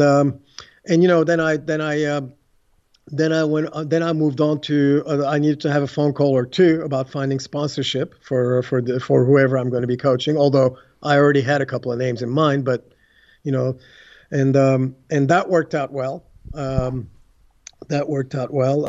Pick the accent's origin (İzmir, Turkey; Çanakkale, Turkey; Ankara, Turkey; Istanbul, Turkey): Istanbul, Turkey; English is a second language; moved away as an adult; also born or lived in United States; growing up in Istanbul, Turkey